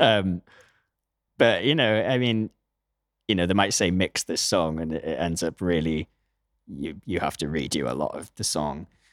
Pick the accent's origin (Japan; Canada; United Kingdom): United Kingdom; Newcastle upon Tyne, North East England; moved away; also born or lived in New York; I'm from Newcastle, actually, in the northeast of England